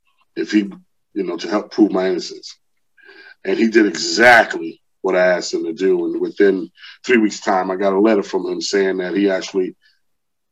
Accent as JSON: {"language": "English", "town": "New York City", "region": "New York", "country": "United States", "tie": "born or raised there", "also_born_or_lived": "Queens, New York City", "moved": "as an adult", "lives_now": "Georgia, United States", "said": "I was born in Queens, Hollis, Queens. And then I moved into Brooklyn in the late 70s, where I was raised off of Marcy Avenue in Brooklyn"}